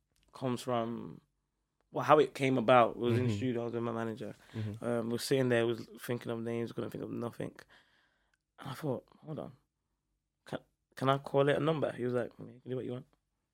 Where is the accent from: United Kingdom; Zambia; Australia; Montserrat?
Montserrat; I want to go back to my home country, which is Montserrat.